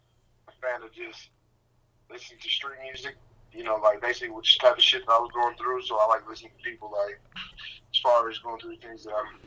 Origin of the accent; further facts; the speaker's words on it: Denver, Colorado, United States; it's like a big gang culture out here as far as Denver, Colorado. I'm growing up in Denver, Colorado. You know what I'm saying? I grew up in the trenches as far as that.